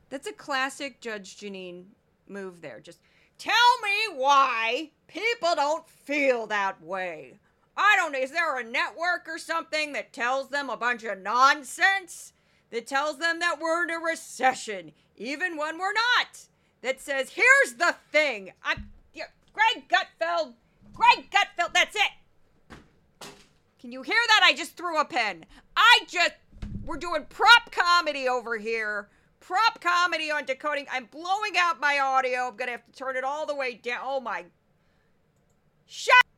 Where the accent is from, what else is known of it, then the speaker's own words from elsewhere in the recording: Missouri, United States; my home state of Missouri